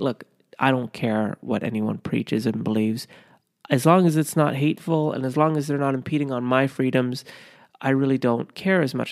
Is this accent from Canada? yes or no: yes; Canada; growing up in Canada